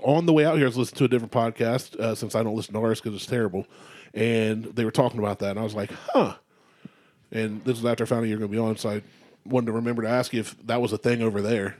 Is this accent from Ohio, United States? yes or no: yes; Circleville, Ohio, United States; here, in my hometown.